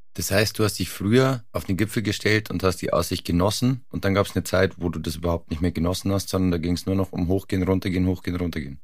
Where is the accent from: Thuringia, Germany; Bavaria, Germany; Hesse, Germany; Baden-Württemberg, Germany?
Bavaria, Germany; near Garmisch-Partenkirchen; Ich bin in der Nähe von Garmisch-Partenkirchen aufgewachsen